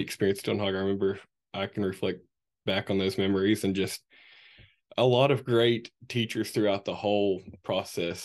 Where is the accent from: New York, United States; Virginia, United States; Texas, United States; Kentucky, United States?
Kentucky, United States; Morehead; I grew up right here in Moorhead, Kentucky